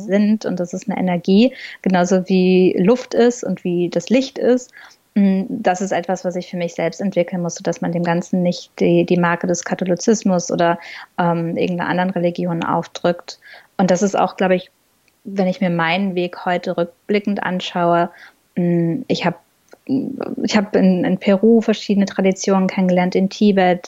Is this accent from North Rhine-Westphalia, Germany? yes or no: yes; Ruhr area, North Rhine-Westphalia, Germany; moved away as an adult; now in New York, United States; ich bin im Robot aufgewachsen und ich glaube, das sind zwei Sachen, ähm, also das Beamtenkind und der Robot, die mich sehr ge geprägt haben in, in, meinem Leben, in meinen Wurzeln. Ähm, sicherlich auch so in meiner Persönlichkeit, ähm, weil bei uns ein ganz, ganz starker Wir-Gedanke im Ruhrpott da ist.